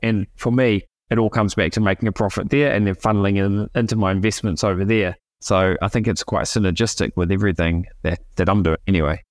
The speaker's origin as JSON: {"language": "English", "country": "New Zealand", "moved": "as an adult", "lives_now": "Argentina", "said": "I'm from New Zealand originally."}